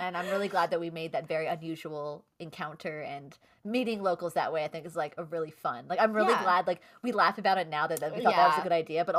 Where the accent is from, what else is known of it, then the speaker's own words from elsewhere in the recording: United States; we're American